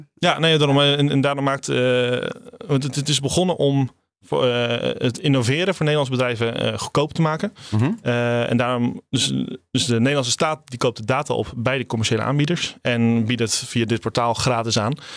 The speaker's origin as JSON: {"language": "Dutch", "town": "Rotterdam", "region": "South Holland", "country": "Netherlands", "said": "bij ons in Rotterdam"}